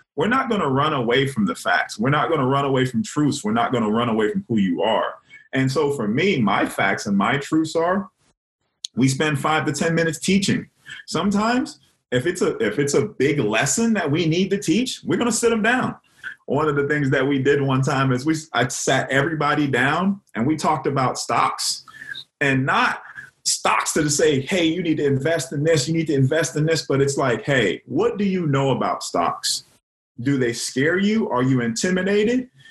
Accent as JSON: {"language": "English", "town": "Miami", "region": "Florida", "country": "United States", "also_born_or_lived": "Clemson, South Carolina", "moved": "as an adult", "said": "I'm from Miami, Florida"}